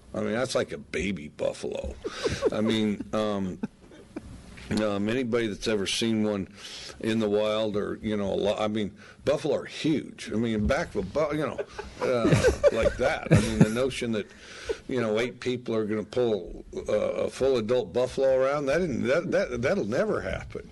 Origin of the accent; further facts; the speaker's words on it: the West, United States; I grew up in the West